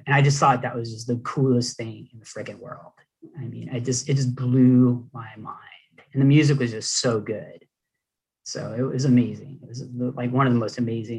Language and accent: English; Los Angeles, California, United States; I grew up in Hollywood I was going to Hollywood High